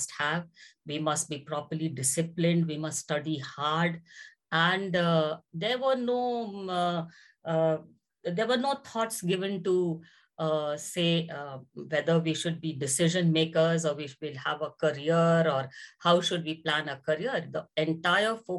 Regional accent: Patna, Bihar, India; So I was growing up in Patna.

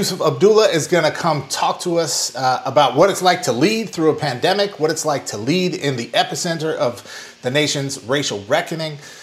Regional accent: Twin Cities, Minnesota, United States; moved away; my hometown, the Twin Cities of Minneapolis and St. Paul

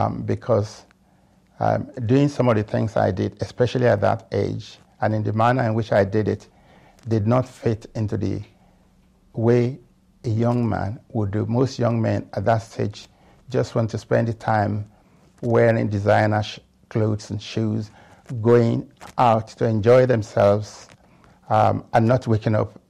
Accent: Lagos, Nigeria; moved away as an adult; now in United Kingdom; I came to this country from Africa

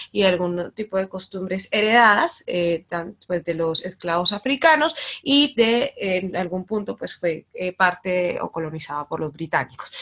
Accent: San Andrés, San Andrés, Providencia and Santa Catalina, Colombia; San Andrés, yo nací y crecí en San Andrés

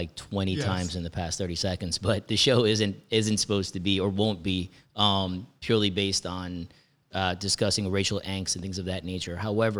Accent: India; now in United States; I'm Indian, but I don't look the part.

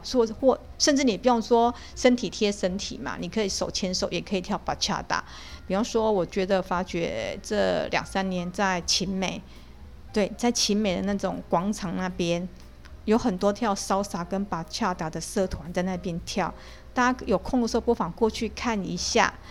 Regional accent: Taiwan; 我们台湾人

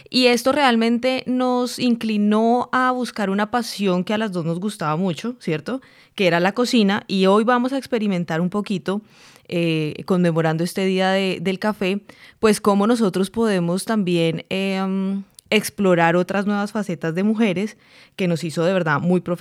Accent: Colombia; now in United States; uno siendo colombiana y colombiano no tiene ni idea del café que toma. Ya cuando uno eh, empieza

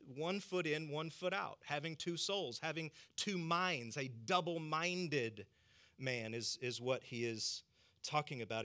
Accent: the South, United States; I'm from the South

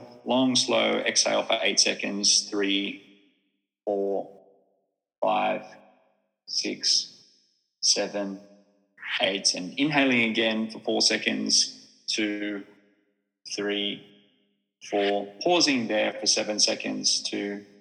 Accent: Australia; now in Finland; as an Australian who moved to Finland

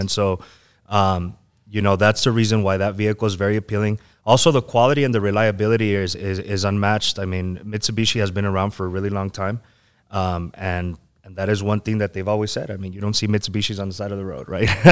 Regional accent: El Paso, Texas, United States; I'm from the Lower Valley. I was originally, uh, Bel Air area. So, um, yeah, I mean, I'm always here in El Paso

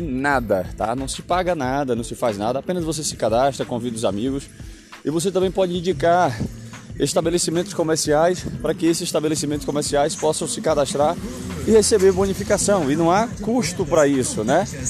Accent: Northeast Region, Brazil; eu como um bom brasileiro, tá? Nordestino, fraquíssimo no inglês

